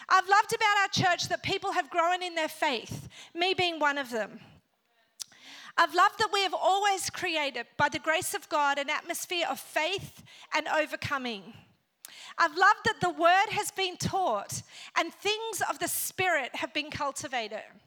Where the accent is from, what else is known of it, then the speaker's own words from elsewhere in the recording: Australia; moved away as an adult; also born or lived in Northern Ireland / Africa; now in Sydney, Australia; Then my family migrated to Australia. And then I grew up in Australia